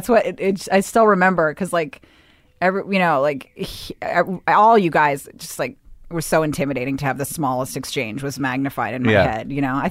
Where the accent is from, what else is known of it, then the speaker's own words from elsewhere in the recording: Bethesda, Maryland, United States; I grew up in Bethesda, Maryland.